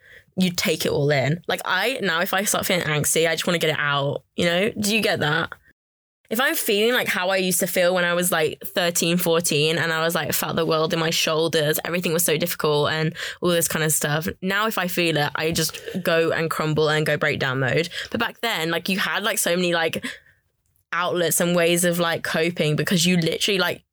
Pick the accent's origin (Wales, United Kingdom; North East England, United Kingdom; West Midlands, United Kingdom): West Midlands, United Kingdom; Birmingham; I was from Birmingham